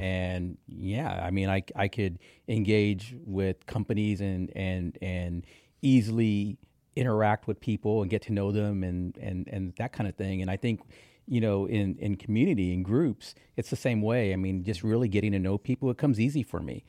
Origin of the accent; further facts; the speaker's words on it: Texas, United States; also born or lived in Kansas City area; now in Kansas City, United States; I'm from Texas.